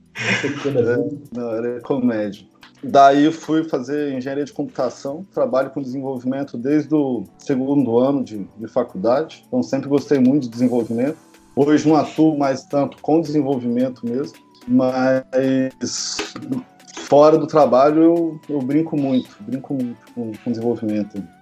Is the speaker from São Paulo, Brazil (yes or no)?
no; Pouso Alegre, Minas Gerais, Brazil; moved away as an adult; also born or lived in Campinas; Eu sou de Pouso Alegre também